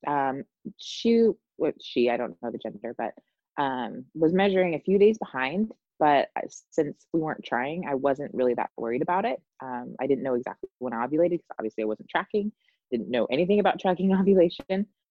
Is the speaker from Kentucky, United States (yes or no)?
no; Indiana, United States; moved away; my hometown in Indianapolis